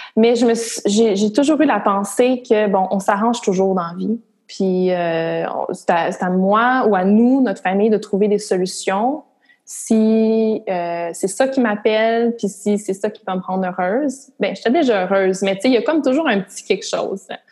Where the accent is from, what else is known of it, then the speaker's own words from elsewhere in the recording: Gatineau, Quebec, Canada; je viens de Gatineau, puis dans la région de d'Outaouais, tout le monde travaille au gouvernement